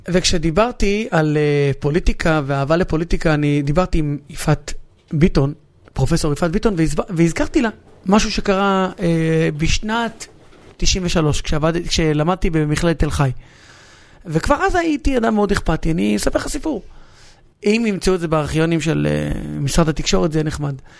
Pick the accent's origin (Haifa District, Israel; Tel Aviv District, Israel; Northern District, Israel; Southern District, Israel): Northern District, Israel; Hatzor HaGlilit; שנינו באים מאותו מקום. אני בא מחצור, ושנינו לא עזבנו את המקום שממנו באנו